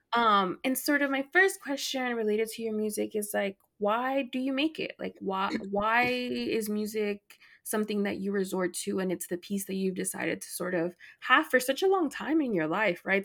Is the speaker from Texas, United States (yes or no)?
yes; Dallas, Texas, United States; I'm from Dallas